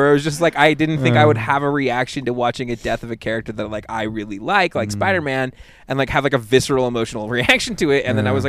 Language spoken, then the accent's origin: English; Auburn, California, United States; I grew up in Auburn.